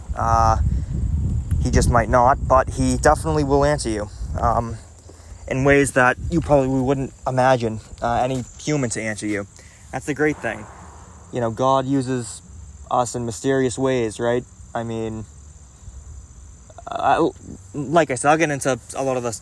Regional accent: Boston, Massachusetts, United States; I was from Boston and I moved to a suburb

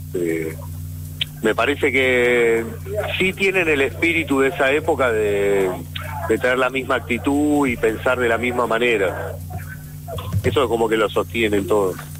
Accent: Hurlingham, Buenos Aires Province, Argentina; yo soy de Burlingame

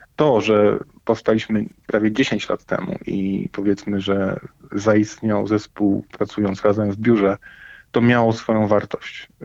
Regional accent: Poland; My jesteśmy Polakami

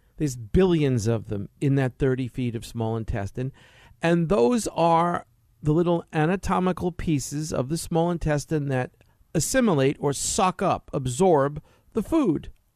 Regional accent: East Coast, United States; now in California, United States; what I grew up in on the East Coast, dark gray, morbid

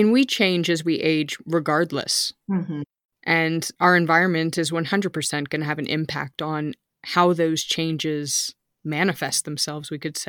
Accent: United States; now in Germany; I'm American, we're living in Germany.

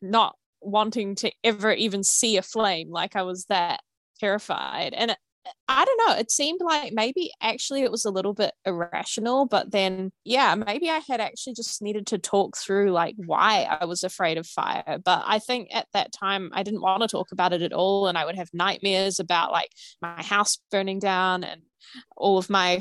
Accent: New Zealand; I'm from New Zealand.

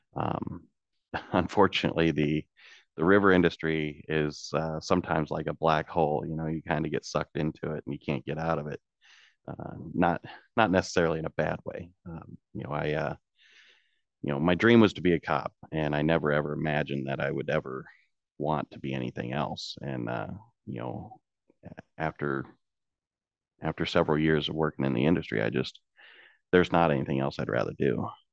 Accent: Washington, Illinois, United States; also born or lived in Peoria, Illinois; I was born in Peoria, Illinois. I grew up in Washington, Illinois, which is across the river from Peoria

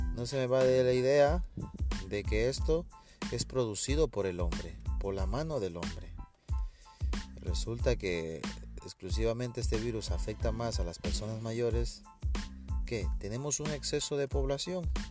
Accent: Ecuador; yo soy de Ecuador

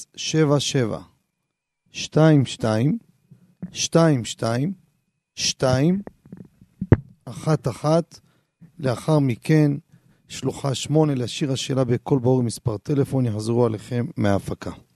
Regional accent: Jerusalem, Jerusalem District, Israel; אני כילד קטן שגדלתי בשכונה

